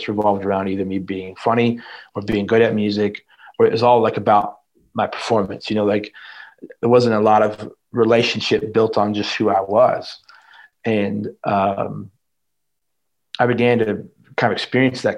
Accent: Indiana, United States; I was born and raised in Indiana

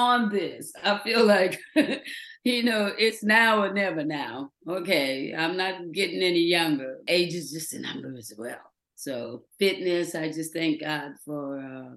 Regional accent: Los Angeles, California, United States; moved away as an adult; also born or lived in London; I am an independent woman that has come from, like, you know, Watts

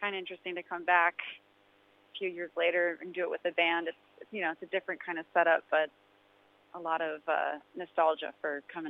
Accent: Oregon, United States; I kind of bopped around a lot as a kid, but I spent most of my formative years in a suburb outside of Portland, Oregon, on the West Coast.

